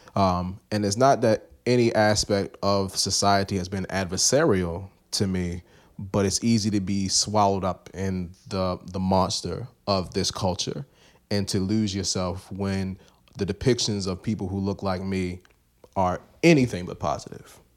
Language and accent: English; Baltimore, Maryland, United States; I come from East Baltimore